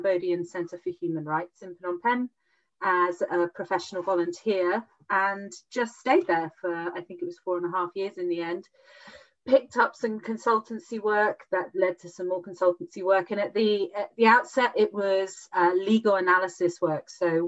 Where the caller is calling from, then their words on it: South West England, United Kingdom; I am calling from sunny, lockdown UK, lockdown Ireland. Specifically from the southwest, so in a little county called Devon